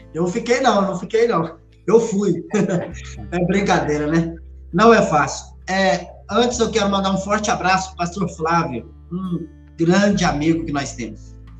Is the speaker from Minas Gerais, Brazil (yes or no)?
yes; Minas Gerais, Brazil; como um bom mineiro